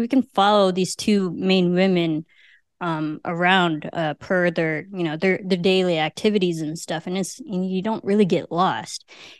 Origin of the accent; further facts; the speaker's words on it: United States; also born or lived in Philippines; I am Filipino, but I'm basically American through and through, and I've never, other than being born there, I've never been there.